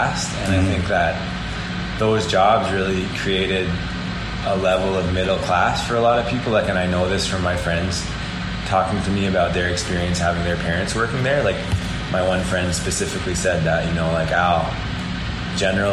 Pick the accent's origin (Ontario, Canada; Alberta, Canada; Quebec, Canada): Ontario, Canada; Peterborough; I grew up in the Old West End